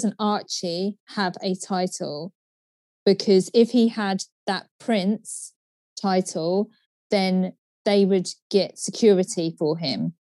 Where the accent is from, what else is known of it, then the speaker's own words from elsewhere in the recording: United Kingdom; we, as the British taxpayer